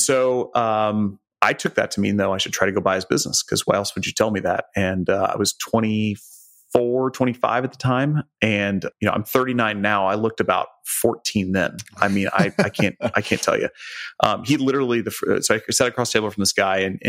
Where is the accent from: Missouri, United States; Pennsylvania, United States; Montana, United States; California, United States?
Missouri, United States; Joplin; I grew up in Joplin, Missouri, so southwest corner of the state